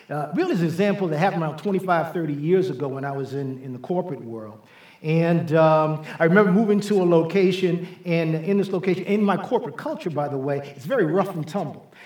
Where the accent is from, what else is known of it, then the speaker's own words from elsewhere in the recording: New York City, New York, United States; I, I grew up in New York City. Uh, I was born and raised in the South Bronx in the Millbrook Projects. That's where most of my experiences were gained before I went away to college.